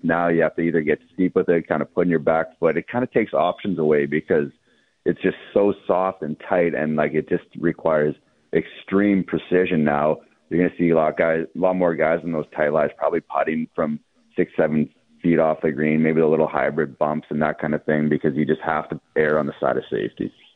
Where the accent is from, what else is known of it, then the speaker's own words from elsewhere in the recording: Canada; as a Canadian golf fan